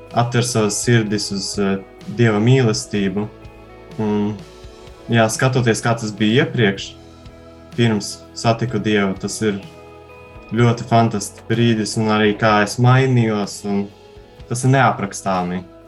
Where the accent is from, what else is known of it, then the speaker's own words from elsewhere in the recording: Garkalne, Riga, Latvia; now in Rēzekne, Latvia; Es esmu no Pierīgas, no mazas, maza ciematiņa Gārkalnēs